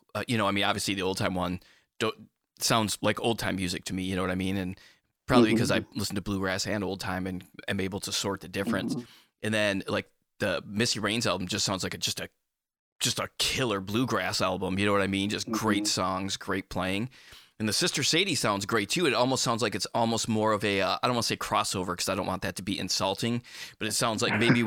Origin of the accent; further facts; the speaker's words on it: Michigan, United States; I'm from Michigan.